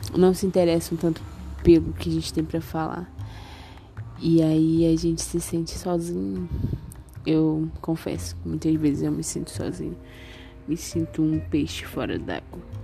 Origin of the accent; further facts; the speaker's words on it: Macapá, Amapá, Brazil; sou de Macapá e moro em Macapá.